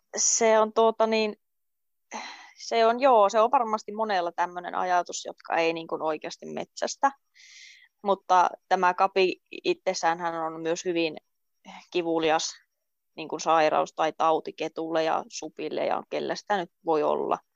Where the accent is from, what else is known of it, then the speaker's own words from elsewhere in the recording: Rovaniemi, Lapland, Finland; moved away as an adult; also born or lived in Luusua, Kemijärvi; now in Kemijärvi, Finland; pian 23-vuotias ja kotoisin on Rovaniemeltä